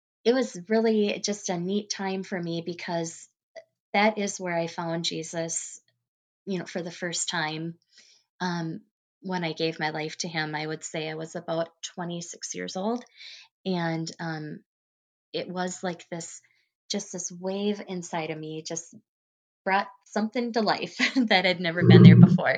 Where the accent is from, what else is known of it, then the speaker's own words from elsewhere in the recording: about 20 miles out of Chippewa Falls, Wisconsin, United States; I grew up about 20 miles out of Chippewa Falls, out in the country